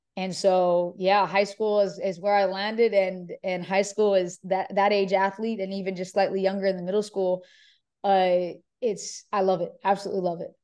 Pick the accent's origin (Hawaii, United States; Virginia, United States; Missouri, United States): Hawaii, United States; moved away as an adult; also born or lived in California; now in Houston, United States; I grew up in Hawaii, so, you know, University of Hawaii was me staying in state.